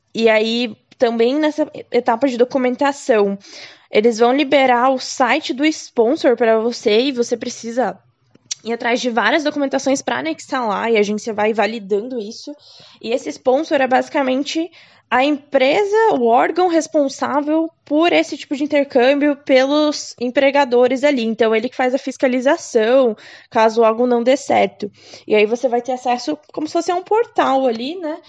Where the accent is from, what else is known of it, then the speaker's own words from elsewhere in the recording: Curitiba, Paraná, Brazil; sou de Curitiba, tinha uma franquia aqui